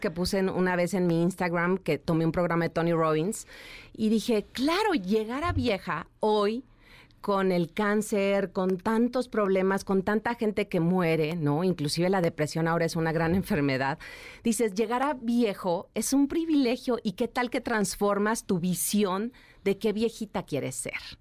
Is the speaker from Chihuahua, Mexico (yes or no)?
yes; Chihuahua, Mexico; moved away as an adult; yo soy de Chihuahua, nací allá en la ciudad de Chihuahua y me vine a los 19 años a buscar mi sueño de trabajar como modelo